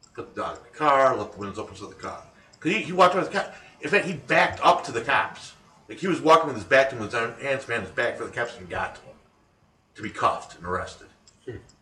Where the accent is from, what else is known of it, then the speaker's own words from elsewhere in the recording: United States; as an American citizen